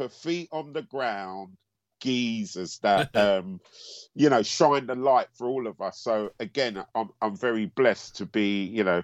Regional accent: Antigua & Barbuda; Because we're both from Antigua.

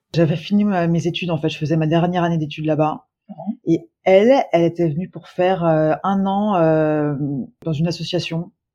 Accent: Lyon, Auvergne-Rhône-Alpes, France; moved away as an adult; also born or lived in Ireland; now in Toronto, Canada; je suis originaire de Lyon

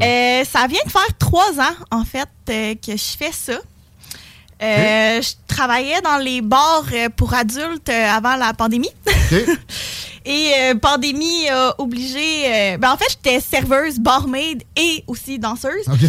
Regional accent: Sept-Îles, Quebec, Canada; now in Quebec City, Canada; j'ai de la Côte-Nord. Euh, j'habite maintenant à Québec

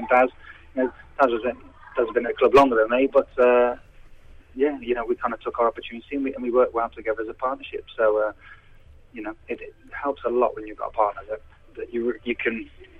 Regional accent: Redditch, West Midlands, United Kingdom; accent: Brummie; I was born in Redditch, which is the Midlands anyway

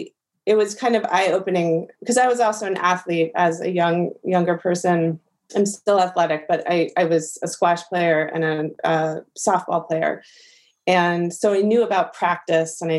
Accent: New York City, New York, United States; also born or lived in Miami / Los Angeles; I moved when I was 18 months old to Brooklyn with my parents

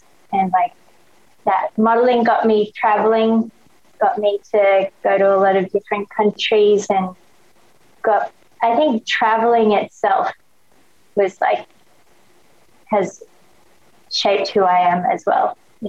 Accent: Australia; accent: Australian; also born or lived in Hong Kong / Thailand; So I was born in Hong Kong, back when it was British Hong Kong. And then I moved to Thailand when I was 2 years old. We lived in Thailand till I was probably 10 years old. Then we moved to Australia. And that's why I have an Australian accent.

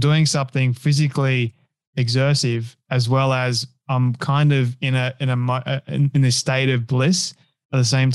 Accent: Sydney, New South Wales, Australia; first language English; I grew up in Sydney

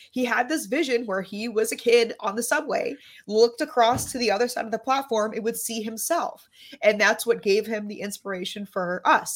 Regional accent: New York City, New York, United States; I grew up in Lower Manhattan

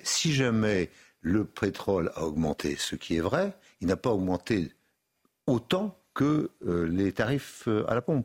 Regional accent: Brittany, France; moved away; j'ai été dans ma Bretagne natale

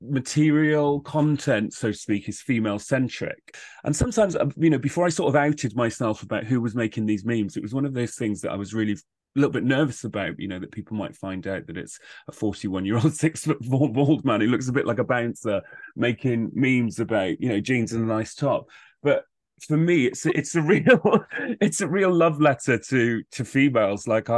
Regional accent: Wales, United Kingdom; being a young gay guy growing up in South Wales, it was pretty tough at times.

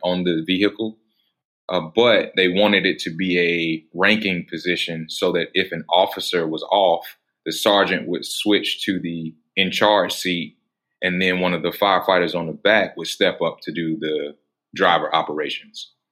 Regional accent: Atlanta, Georgia, United States; I was actually born in the city of Atlanta

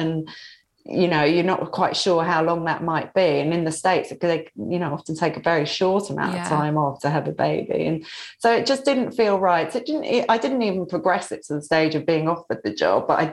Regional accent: London, United Kingdom; moved away as an adult; also born or lived in Brighton; now in Surrey, United Kingdom; I was from London.

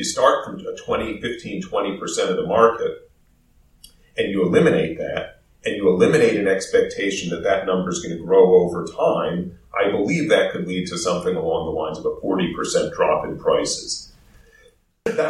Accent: United States; moved away as an adult; now in Vancouver, Canada; I'm American

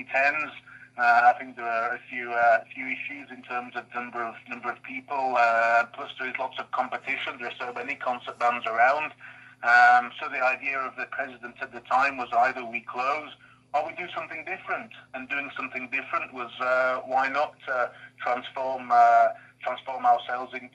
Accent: Batley, Yorkshire and the Humber, United Kingdom; moved away as an adult; now in France; So I'm from West Yorkshire, from the town of Batley originally. But as you say, I've been living in France for quite a long time, 22 years now. But my accent is still there, still strong, still going

